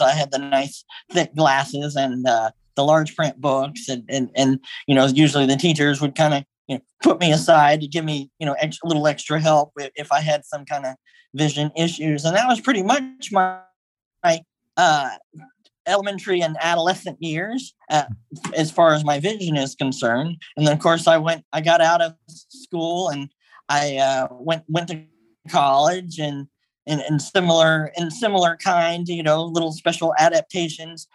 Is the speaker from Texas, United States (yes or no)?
yes; Texas, United States; I'm originally from Texas